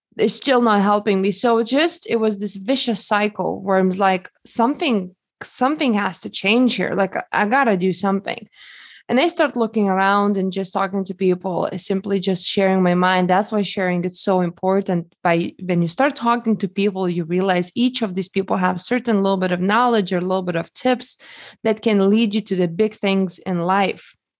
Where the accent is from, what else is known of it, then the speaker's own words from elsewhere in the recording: Lithuania; now in United States; I grew up in Lithuania, and, uh, when I came to United States